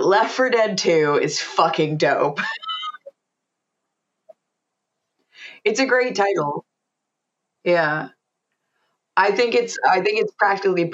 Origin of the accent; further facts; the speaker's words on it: United States; I'm from the States, so we say Call of Duty.